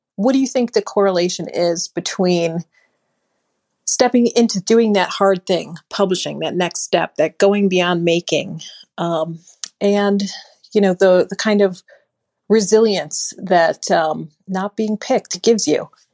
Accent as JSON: {"language": "English", "town": "Buffalo", "region": "New York", "country": "United States", "tie": "born or raised there", "moved": "yes", "lives_now": "Minneapolis, United States", "said": "growing up in Buffalo, New York"}